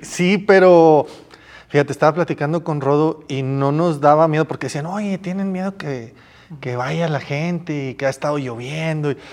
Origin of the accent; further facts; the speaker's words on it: Mexico; yo vengo de México, tengo un canal de YouTube, hago un evento allá